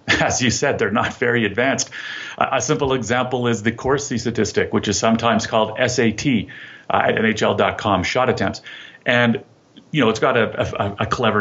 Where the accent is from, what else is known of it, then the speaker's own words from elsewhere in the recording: Ottawa, Ontario, Canada; moved away; I'm Canadian, right? I'm from Ottawa originally